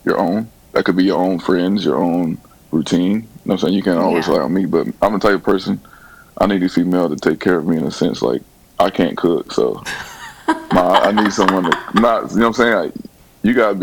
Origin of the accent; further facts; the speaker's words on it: South Carolina, United States; I'm from South Carolina. So I grew up country at South Carolina